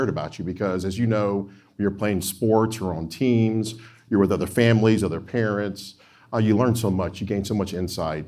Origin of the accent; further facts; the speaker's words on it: Opelika, Alabama, United States; moved away as an adult; also born or lived in Georgia; now in Illinois, United States; we moved around the U.S. when I was real young. But we settled in Opelika, Alabama.